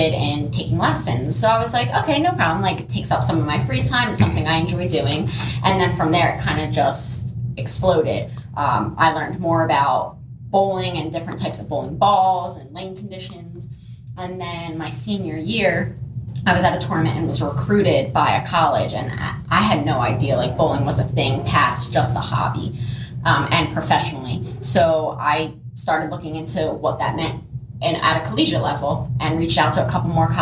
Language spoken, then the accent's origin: English; Washington Township, New Jersey, United States; I was born in New Jersey, born and raised here. Been here my whole life, Washington Township